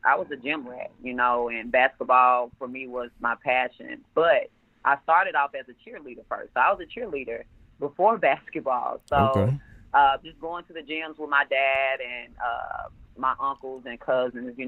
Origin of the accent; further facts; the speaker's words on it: Memphis, Tennessee, United States; I'm from Memphis. I grew up in Orange Mound.